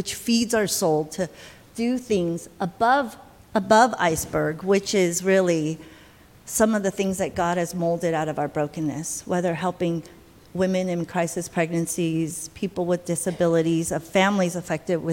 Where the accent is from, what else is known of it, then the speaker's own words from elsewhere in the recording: United States; moved away as an adult; now in Taiwan; I'm Taiwanese American. I was born in Taiwan, but I came to America when I was 7 or so. So 30 years in America